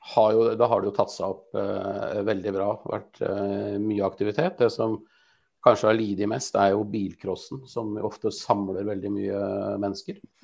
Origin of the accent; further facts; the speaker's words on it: Askim, Østfold, Norway; also born or lived in Sarpsborg; Jeg er jo fra Askim